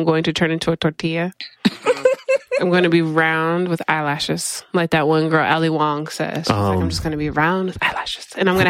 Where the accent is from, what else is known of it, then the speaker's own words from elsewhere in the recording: Colorado, United States; moved away; I'm originally from Colorado.